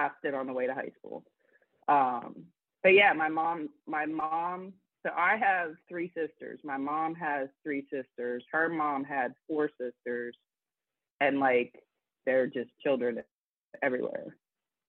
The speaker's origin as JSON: {"language": "English", "town": "Johnstown", "region": "Pennsylvania", "country": "United States", "tie": "born or raised there", "said": "I grew up about an hour and a half from Pittsburgh in Johnstown. It was a steel town"}